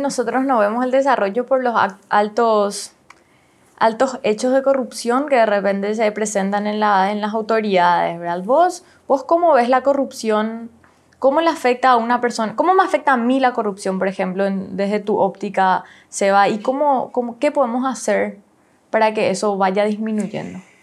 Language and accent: Spanish; Paraguay; Nosotros, como paraguayos